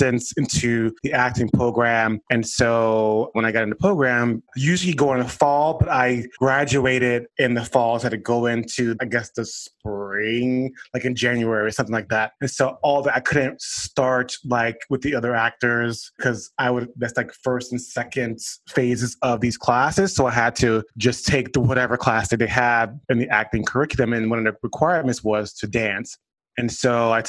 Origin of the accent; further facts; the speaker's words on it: Miami, Florida, United States; I'm originally from Miami, Florida